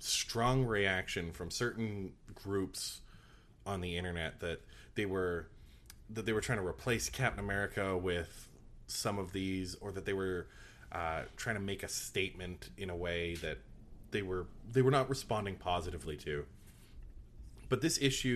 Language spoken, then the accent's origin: English; Canada; I'm Canadian